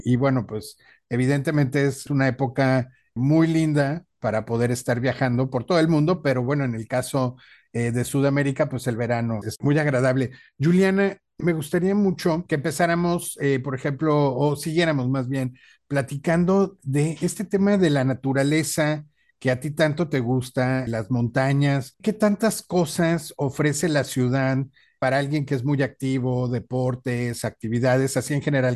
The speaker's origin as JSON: {"language": "Spanish", "country": "Mexico"}